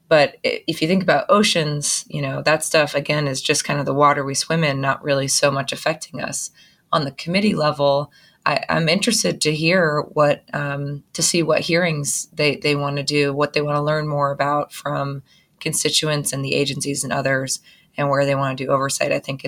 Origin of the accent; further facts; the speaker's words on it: Massachusetts, United States; from Massachusetts near Gloucester.